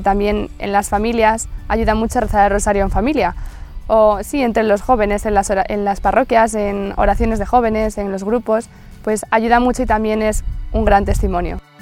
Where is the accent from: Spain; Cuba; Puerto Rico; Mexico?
Spain; Madrid, Community of Madrid; tengo 20 años, estudio Magisterio Infantil y soy de Madrid